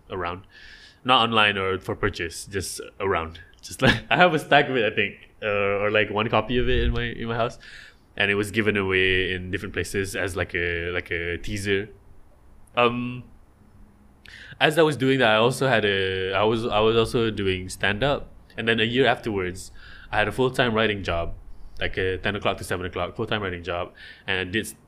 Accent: Johor, Malaysia; I'm from Johor

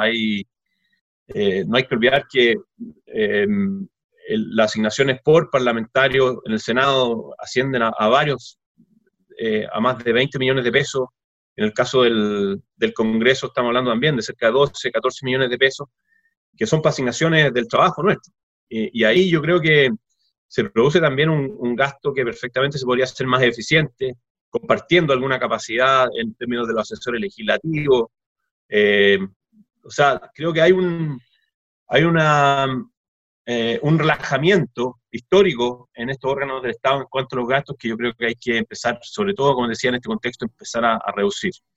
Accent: Chile; somos todos chilenos

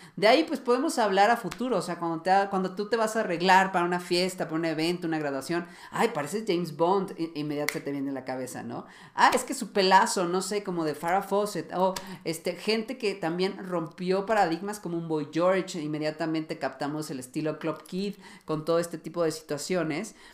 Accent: Mexico; yo que soy de México

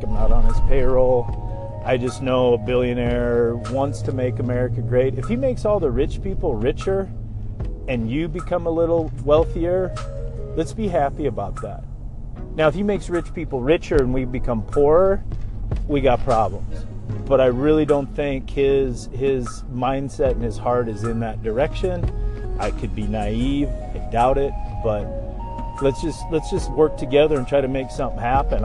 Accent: United States; as American people

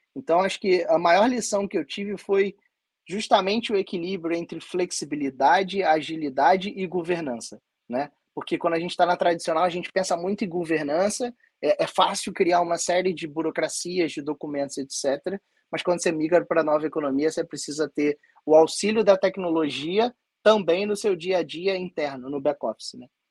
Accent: Rio de Janeiro, Brazil; eu sou aqui do Rio de Janeiro

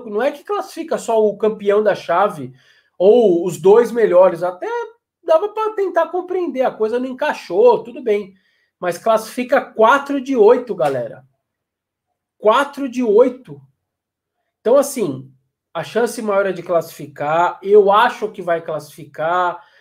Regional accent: Maceió, Alagoas, Brazil; Eu sou daqui de Maceió.

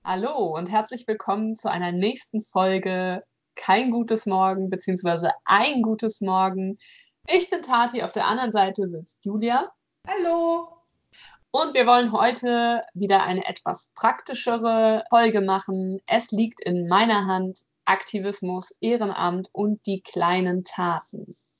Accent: North Rhine-Westphalia, Germany; hier in NRW, wo ich herkomme

